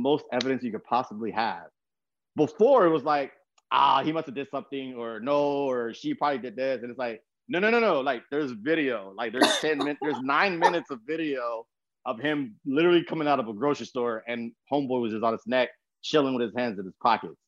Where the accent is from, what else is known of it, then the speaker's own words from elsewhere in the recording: San Antonio, Texas, United States; I grew up in San Antonio, Texas